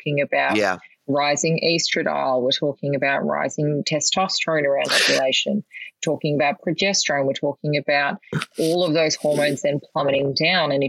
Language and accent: English; Melbourne, Victoria, Australia; I grew up in Melbourne